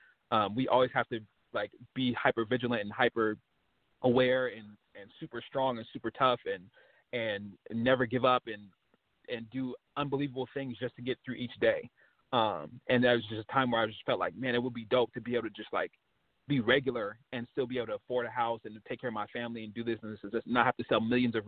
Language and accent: English; West Coast, United States; I was from the West Coast